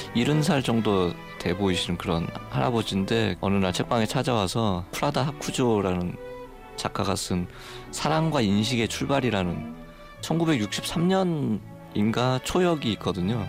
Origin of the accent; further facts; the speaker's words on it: Taebaek, Gangwon, South Korea; moved away; 태백에서 어린 시절을 보냈거든요.